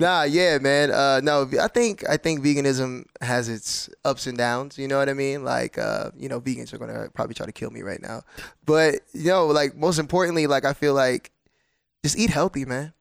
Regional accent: New Jersey, United States; I'm from New Jersey

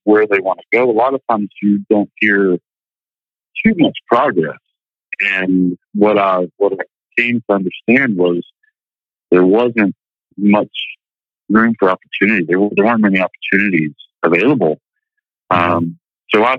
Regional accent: Georgia, United States; moved away; the Georgia upbringing

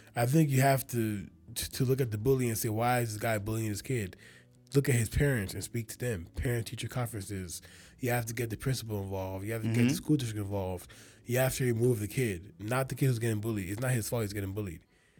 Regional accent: Nigeria; I'm Nigerian.

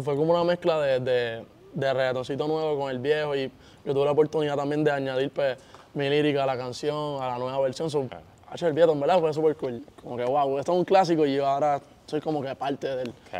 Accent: Puerto Rico; yo soy de Puerto Rico y estoy, todo al otro lado del mundo

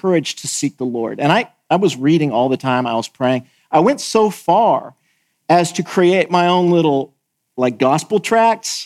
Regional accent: California, United States; moved away as an adult; also born or lived in the South (US); now in Southern United States, United States; I'm from California

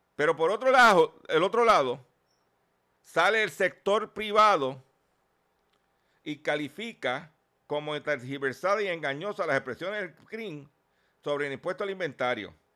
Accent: Puerto Rico; y nosotros somos parte de USA, Puerto Rico es parte de la región de la Florida.

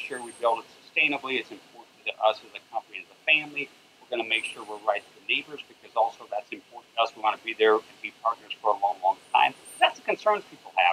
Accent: United States; I look at it as an American

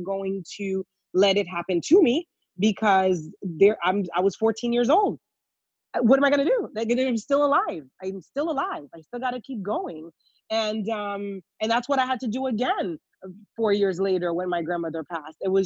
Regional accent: Haiti; moved away; also born or lived in New York; I grew up in Haiti.

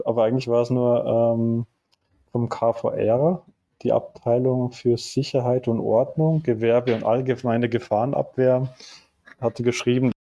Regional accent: Austria; moved away as an adult; now in Munich, Germany; Ich äh, komme eigentlich aus Österreich und mich hat es irgendwann nach dem Studium nach München verschlagen

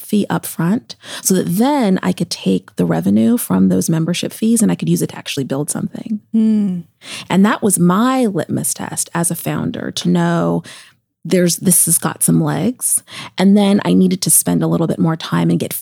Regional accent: Seattle, Washington, United States; now in New York, United States; Seattle's my hometown.

